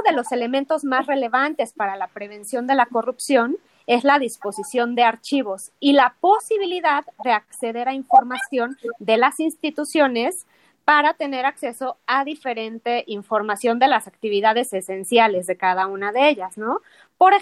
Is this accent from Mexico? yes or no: yes; Mexico; nosotros como mexicanos